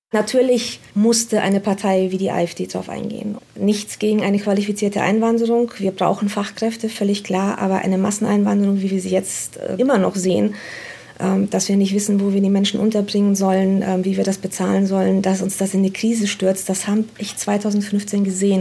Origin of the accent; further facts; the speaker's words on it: Romania; now in Germany; Ich bin selbst nicht in Deutschland geboren, ich komme selbst aus Rumänien